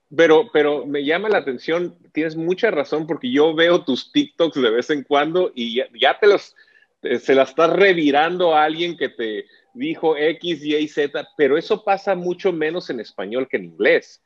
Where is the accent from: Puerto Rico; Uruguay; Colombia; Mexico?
Mexico; nosotros como latinos y mexicanos